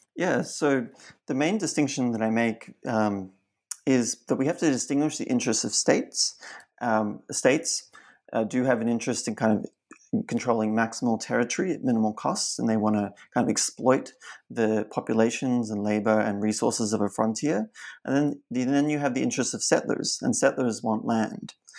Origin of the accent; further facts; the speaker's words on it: Australia; also born or lived in China; growing up in Australia